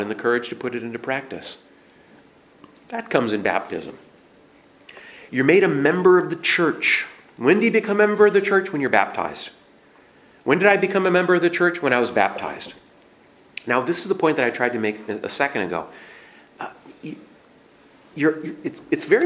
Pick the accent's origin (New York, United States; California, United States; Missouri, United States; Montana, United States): Montana, United States; I grew up in Montana